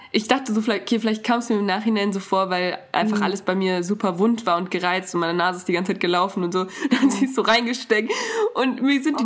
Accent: Germany; ich bin in Deutschland aufgewachsen

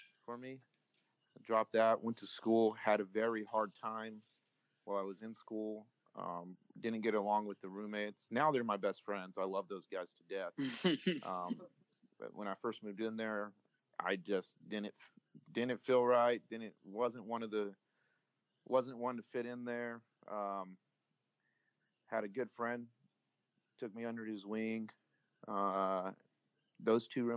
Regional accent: Tulare, California, United States; also born or lived in Santa Maria, California / Ridgecrest, California; we moved to Tulare. We've been here since, I want to say, the second grade. I was probably about 7 years old

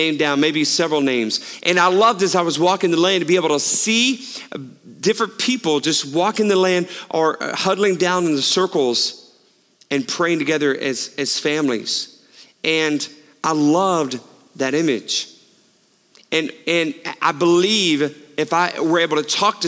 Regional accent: Houston, Texas, United States; I grew up in Houston

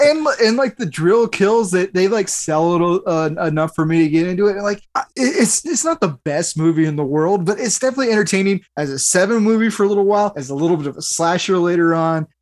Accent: United States; as an American

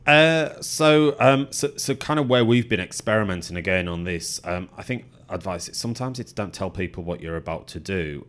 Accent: the Northwest, North West England, United Kingdom; moved away as an adult; now in London, United Kingdom; that's what mum and dad instilled in me growing up in the Northwest

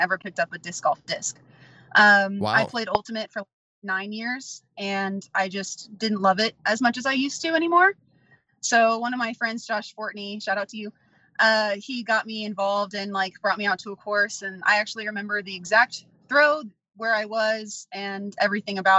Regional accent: Midwest, United States; I'm from the Midwest

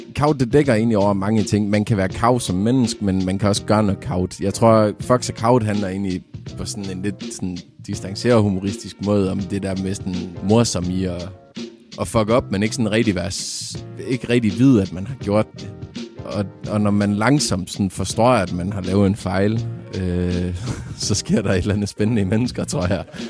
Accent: Vendsyssel, North Denmark Region, Denmark; jeg er fra Jørgen, lidt længere nordpå, oppe i, i Vendsyssel

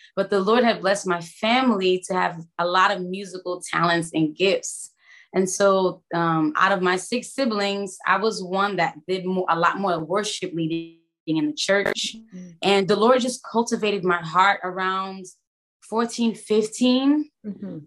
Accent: New York City, New York, United States; moved away as an adult; now in Florida, United States; I am born and raised in Brooklyn, New York

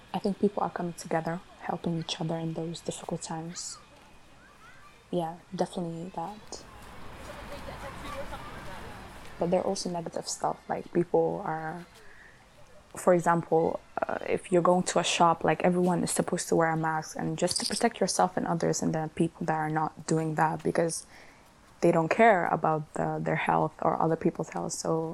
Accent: Sudan; also born or lived in Netherlands; now in Glasgow, United Kingdom; I'm 18 years old. I'm studying science in Glasgow Clyde College. I'm from Holland. I moved here a year ago to Scotland, and originally I'm from Sudan.

